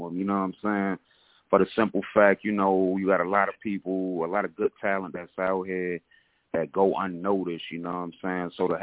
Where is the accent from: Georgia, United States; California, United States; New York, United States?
Georgia, United States; Atlanta; also born or lived in Paterson, New Jersey; I'm originally from Paterson, New Jersey, by way of Atlanta, Georgia